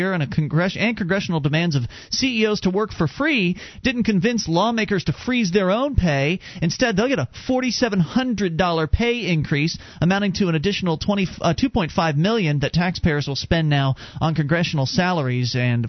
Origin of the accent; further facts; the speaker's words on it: United States; born there; I'm glad I was born in America.